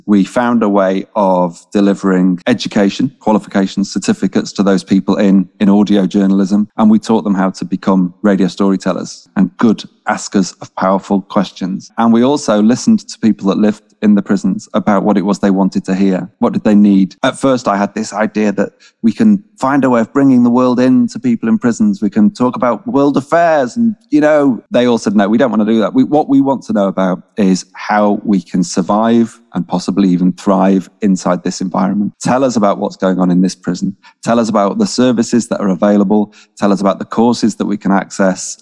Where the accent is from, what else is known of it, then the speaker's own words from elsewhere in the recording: Manchester, North West England, United Kingdom; moved away; also born or lived in London; I am from Manchester. My parents are working class folks from Manchester